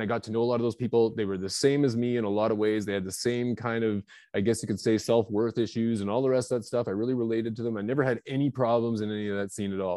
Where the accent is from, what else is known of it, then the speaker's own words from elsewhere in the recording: British Columbia, Canada; also born or lived in Vancouver area, British Columbia; now in Kelowna, Canada; now I'm from Canada. I'm up here in Kelowna, British Columbia, Canada.